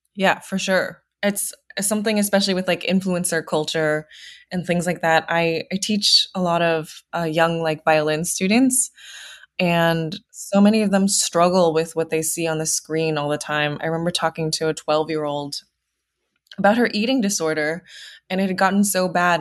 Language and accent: English; Houston, Texas, United States; I grew up in Houston, Texas